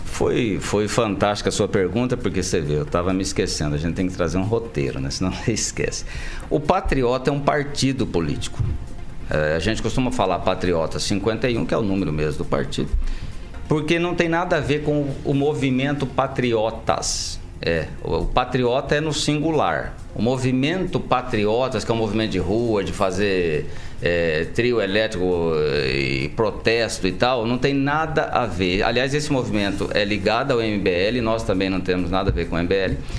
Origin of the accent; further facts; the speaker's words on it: Maringá, Paraná, Brazil; eu sou maringaense da Gema. Eu nasci em Maringá, eu cresci em Maringá